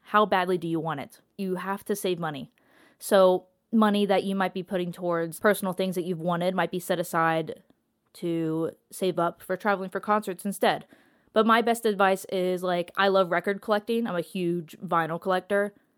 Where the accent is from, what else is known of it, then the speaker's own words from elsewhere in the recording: Columbus, Ohio, United States; I'm from Columbus, Ohio